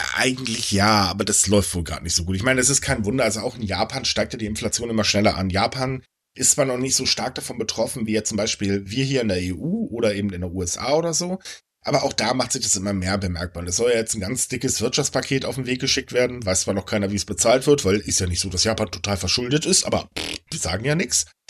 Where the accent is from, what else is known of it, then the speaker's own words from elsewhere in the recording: Germany; bei uns in Deutschland